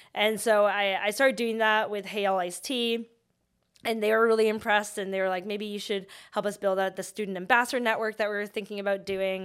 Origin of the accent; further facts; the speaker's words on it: Vancouver, British Columbia, Canada; I grew up in Vancouver